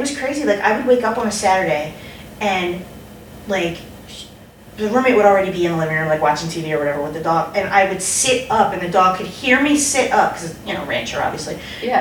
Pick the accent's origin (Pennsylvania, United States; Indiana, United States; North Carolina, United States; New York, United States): Pennsylvania, United States; Philadelphia; moved away; I'm from Philly